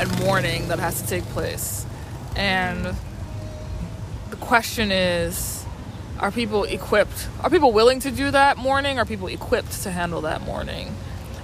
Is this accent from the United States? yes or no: yes; New Orleans, Louisiana, United States; I grew up in New Orleans, which is a deeply Catholic town